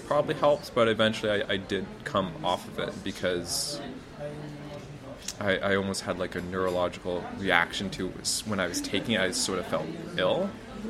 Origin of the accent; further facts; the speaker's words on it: Canada; moved away as an adult; also born or lived in Hungary / China / Netherlands; now in Poland; I am from Canada.